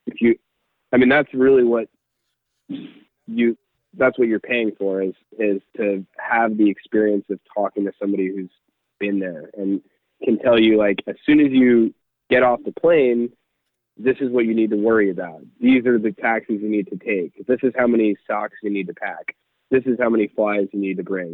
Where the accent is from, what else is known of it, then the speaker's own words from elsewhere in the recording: New Jersey, United States; also born or lived in Tennessee; I grew up in New Jersey